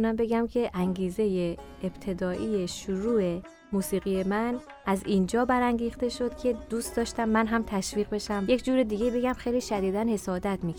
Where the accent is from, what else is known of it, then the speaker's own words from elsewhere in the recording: Tehran, Tehran Province, Iran; born there; متولد 1356 36 سالمه در تهران به دنیا آمدم بچه سوم خانواده هستم